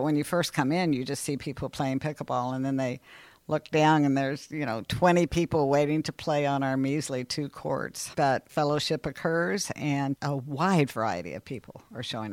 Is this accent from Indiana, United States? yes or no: yes; Seymour, Indiana, United States; moved away as an adult; also born or lived in Purdue (West Lafayette, Indiana); now in Columbus, United States; I was born and raised in Seymour, went to the Emmanuel Lutheran School there